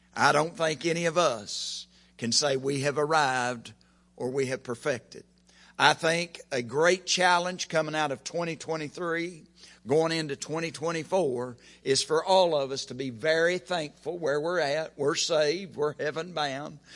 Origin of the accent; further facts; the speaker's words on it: Oklahoma, United States; I'm from Oklahoma